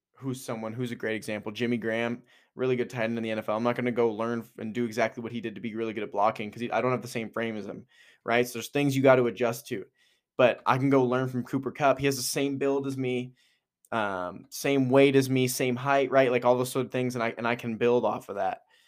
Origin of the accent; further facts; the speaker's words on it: Edmonton, Alberta, Canada; moved away; also born or lived in Kelowna, British Columbia; being from Edmonton, moving to Kelowna